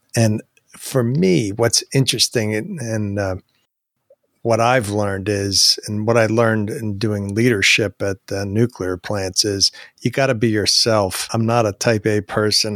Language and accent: English; New Jersey, United States; also born or lived in Maryland / Virginia / Huntersville, North Carolina; now in Marietta, United States; I grew up in New Jersey